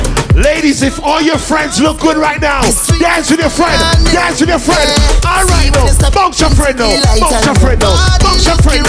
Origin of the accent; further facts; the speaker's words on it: Portmore, Saint Catherine, Jamaica; I'm from Portmore, that's in JA.